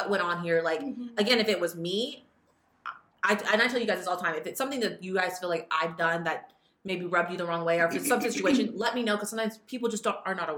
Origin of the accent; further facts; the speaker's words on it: Fresno, California, United States; we're both from Fresno and we went to high school together